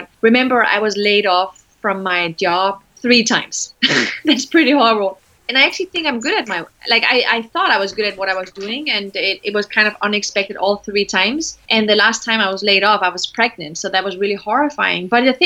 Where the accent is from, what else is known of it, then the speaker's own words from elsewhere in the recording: Denmark; I was one of the very few female managers in my country. I'm from Denmark. I was the only brown Moroccan African ever